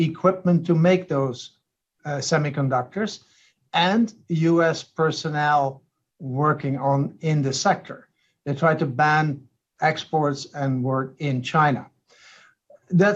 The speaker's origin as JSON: {"language": "English", "country": "Netherlands", "said": "I come from the Netherlands"}